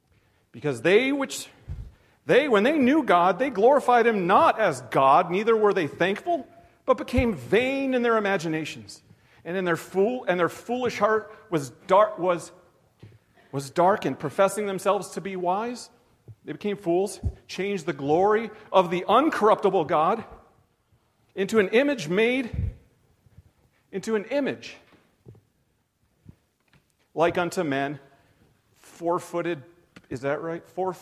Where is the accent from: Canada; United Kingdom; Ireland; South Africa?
Canada; also born or lived in United States; I'm Canadian and American. I guess that's dual.